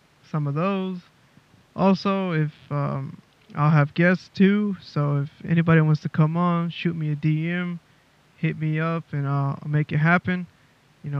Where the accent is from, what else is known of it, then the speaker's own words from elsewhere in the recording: Houston, Texas, United States; moved away as an adult; now in Melbourne, Australia; I'm originally from Houston, Texas, born and raised. I'm living in Melbourne, Australia